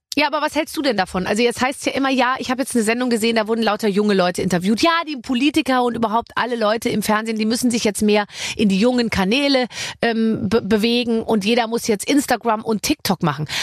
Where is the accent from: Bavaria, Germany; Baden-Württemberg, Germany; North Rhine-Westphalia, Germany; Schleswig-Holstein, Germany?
Bavaria, Germany; Ich bin ja aus Bayern